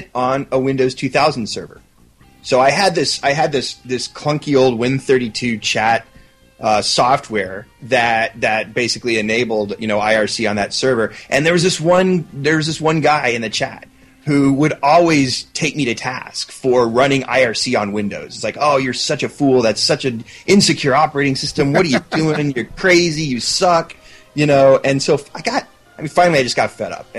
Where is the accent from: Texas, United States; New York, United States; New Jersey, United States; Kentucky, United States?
Texas, United States; Dallas; moved away as an adult; also born or lived in Houston, Texas; now in Seattle, United States; I grew up in Texas. I was actually born in Houston, but then when I was like 6 months old, we moved to Dallas, and I lived there until I turned 30, and then I moved up to Seattle